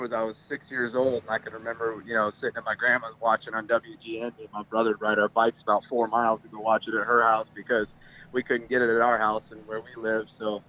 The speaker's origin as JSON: {"language": "English", "town": "South Bend", "region": "Indiana", "country": "United States", "tie": "born or raised there", "said": "We grew up in the South Bend area in Indiana"}